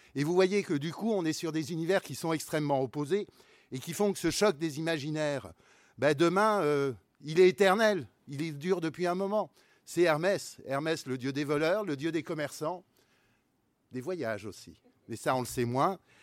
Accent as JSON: {"language": "French", "region": "Brittany", "country": "France", "said": "moi je suis breton aussi, provincial"}